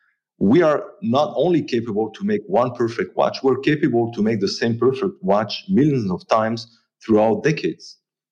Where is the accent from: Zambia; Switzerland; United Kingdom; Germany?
Switzerland; Jura; The region I come from the Jura, we had a problem, is that we knew exactly and perfectly how to make watches, but we didn't know how to sell them.